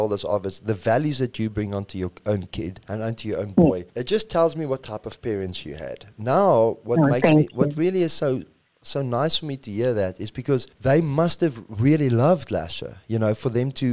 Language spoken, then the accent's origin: English; South Africa; we say we're South African